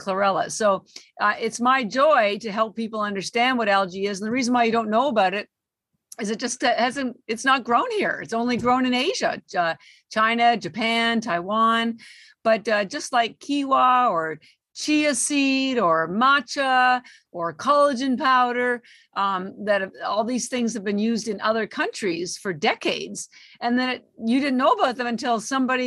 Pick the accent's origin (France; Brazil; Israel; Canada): Canada; moved away as an adult; now in Boston, United States; I live in Boston. I've been here 33 years, but I'm Canadian